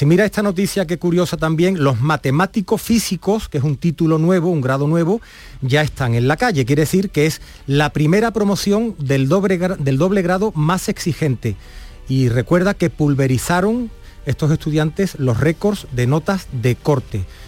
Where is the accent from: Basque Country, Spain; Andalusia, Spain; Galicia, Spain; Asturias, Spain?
Andalusia, Spain; le trasladamos nuestro orgullo como andaluces